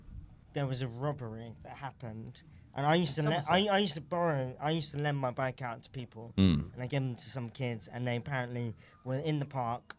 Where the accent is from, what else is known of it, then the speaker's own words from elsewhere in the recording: Bruton, South West England, United Kingdom; moved away; my hometown in Somerset